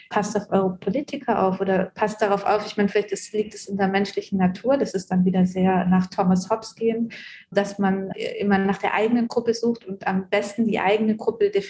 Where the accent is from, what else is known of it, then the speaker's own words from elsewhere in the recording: Germany; das ist meine Aufgabe als Deutsche, als dritte Generation Deutsche, als ähm, Deutsche, deren Großeltern im äh, Holocaust involviert waren